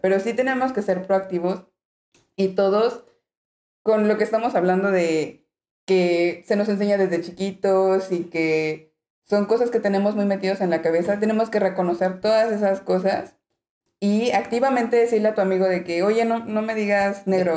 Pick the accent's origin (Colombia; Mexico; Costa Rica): Mexico; moved away as an adult; also born or lived in Mexico City; now in Alicante, Spain; nosotros como mexicanos tenemos tonos verdes